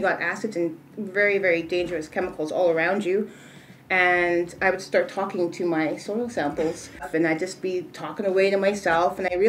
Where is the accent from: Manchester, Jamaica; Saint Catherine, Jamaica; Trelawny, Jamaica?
Trelawny, Jamaica; I'm Jamaican from Trelawney.